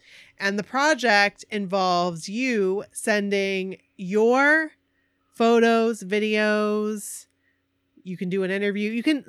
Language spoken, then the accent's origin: English; Maine, United States; John, I'm from Maine. I was the fisherman.